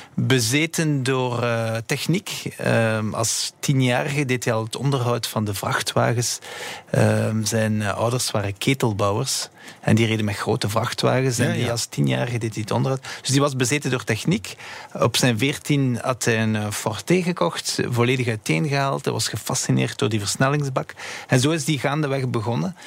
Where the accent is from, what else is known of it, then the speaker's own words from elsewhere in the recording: Belgium; we zijn Belgen